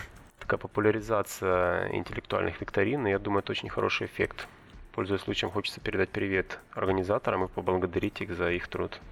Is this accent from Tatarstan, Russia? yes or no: no; Sochi, Krasnodar Krai, Russia; moved away; Я вырос в Адлере, там субтропики, и там чай растет